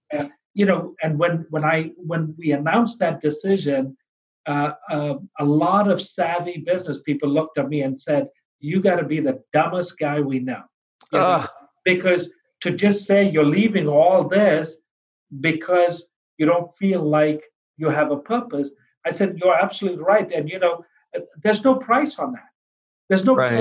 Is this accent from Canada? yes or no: no; India; also born or lived in Pennsylvania, United States; now in Florida, United States; I was born in India um, uh, on the foothills of the Himalayas